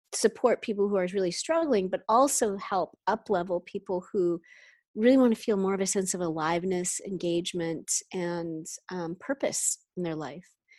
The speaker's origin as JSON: {"language": "English", "country": "Canada", "moved": "yes", "lives_now": "San Francisco Bay Area, United States", "said": "I'm from Canada"}